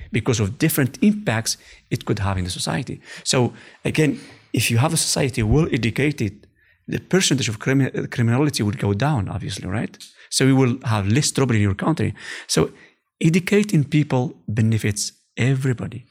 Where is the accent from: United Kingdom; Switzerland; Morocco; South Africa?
Morocco; English is a second language; moved away as an adult; also born or lived in Oujda, Morocco / California; now in Netherlands; we are, uh, we are from Rive.